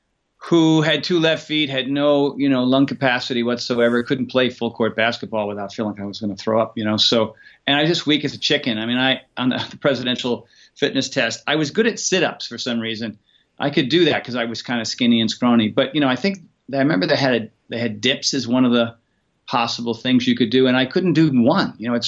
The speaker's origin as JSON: {"language": "English", "region": "Rhode Island", "country": "United States", "moved": "yes", "lives_now": "California, United States", "said": "shortly after that, you know, I moved out to California from Rhode Island, Connecticut area."}